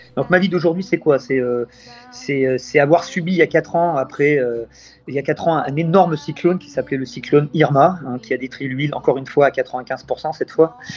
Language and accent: French; Tours, Centre-Val de Loire, France; now in Saint-Martin; je suis né en Indre-et-Loire, sur le North Shore de Tours